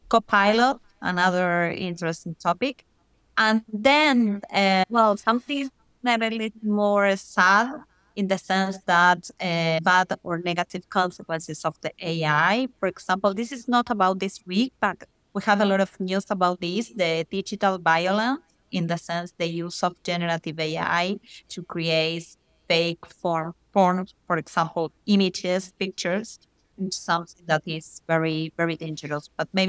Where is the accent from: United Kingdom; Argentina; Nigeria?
Argentina; English is a second language; moved away as an adult; now in Spain; Yes, I'm from Argentina. But it's very confused because now I live in Spain. I'm working in Spain, in Europe. But I'm born in Argentina.